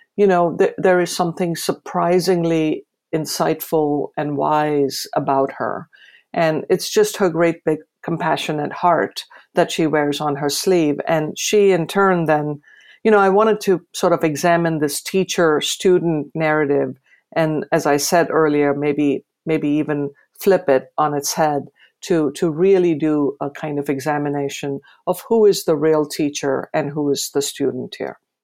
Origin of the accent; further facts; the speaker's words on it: India; now in United States; my adopted country, the United States, as I do about my home country, um, India